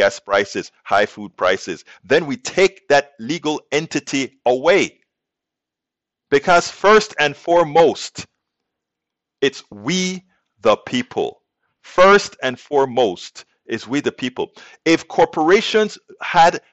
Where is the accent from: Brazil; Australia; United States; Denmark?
United States; we as American citizens